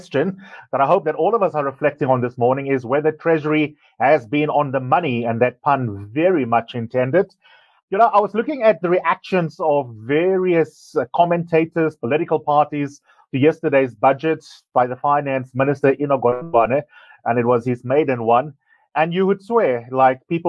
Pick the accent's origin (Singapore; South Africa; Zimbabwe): South Africa; as a South African